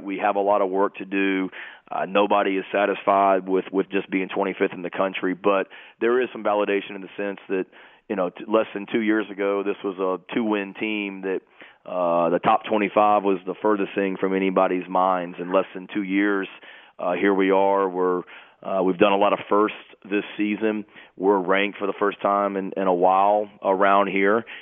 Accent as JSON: {"language": "English", "region": "New Jersey", "country": "United States", "said": "I'm from Jersey"}